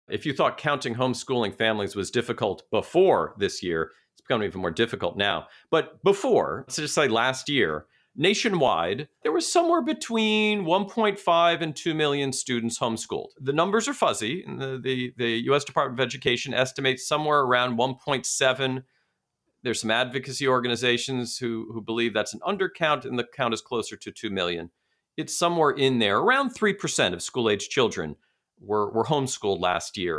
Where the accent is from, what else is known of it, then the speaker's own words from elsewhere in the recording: New York City, New York, United States; my hometown, Brooklyn, New York